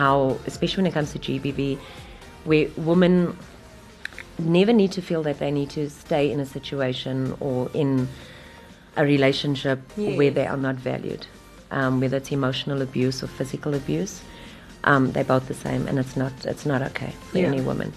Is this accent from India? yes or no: no; Durban, KwaZulu-Natal, South Africa; I'm originally from Wentworth in Durban